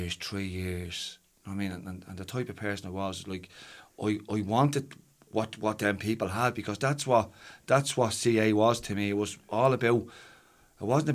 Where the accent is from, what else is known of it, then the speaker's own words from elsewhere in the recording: Dublin, Leinster, Ireland; Ballymun is my hometown